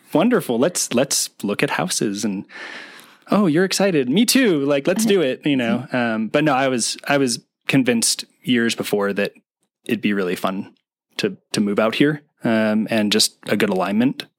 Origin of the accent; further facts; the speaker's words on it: East Bay, California, United States; also born or lived in Oakland, California; I'm from California. Um, grew up in um, in the East Bay